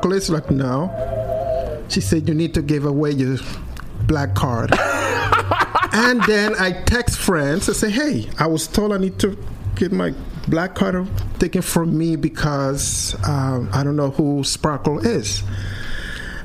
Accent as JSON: {"language": "English", "town": "Caracas", "region": "Capital District", "country": "Venezuela", "tie": "born or raised there", "moved": "yes", "lives_now": "United States", "said": "as a teenager in Venezuela, I'm from Caracas, from the city"}